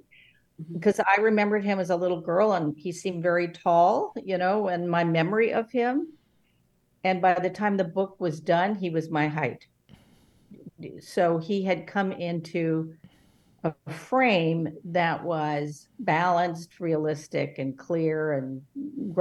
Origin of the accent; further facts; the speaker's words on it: Los Angeles, California, United States; growing up in Los Angeles